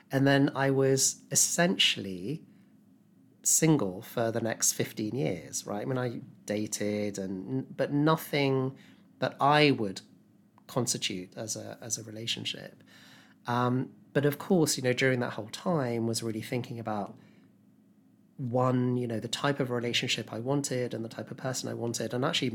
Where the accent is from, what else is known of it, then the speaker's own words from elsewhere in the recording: Epsom, South East England, United Kingdom; moved away as an adult; now in London, United Kingdom; I grew up in Epsom in Surrey. Yeah, so not far from you.